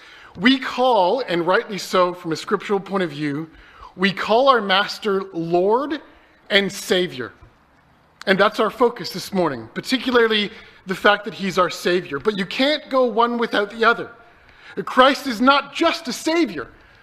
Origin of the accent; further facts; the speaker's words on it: Canada; moved away; When I came over from Canada, I had to leave all my books at home.